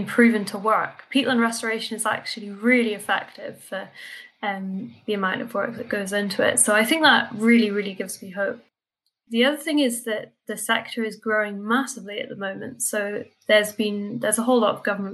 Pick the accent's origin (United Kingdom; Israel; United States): United Kingdom; Argyll, Scotland; I was lucky enough to kind of grow up in a really remote part of Scotland. So I'm from Argyll and I grew up right next to the sea